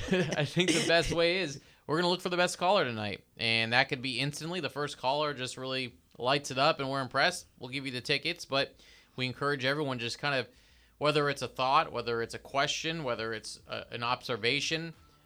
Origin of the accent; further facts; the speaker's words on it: Atlanta, Georgia, United States; I grew up in Atlanta.